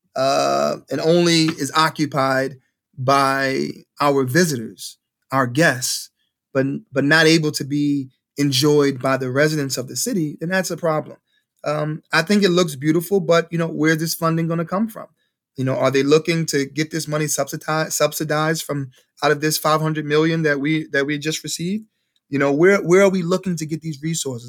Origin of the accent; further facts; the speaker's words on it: Cleveland, Ohio, United States; I'm a graduate from Case Elementary, M L K Middle School, M L K High School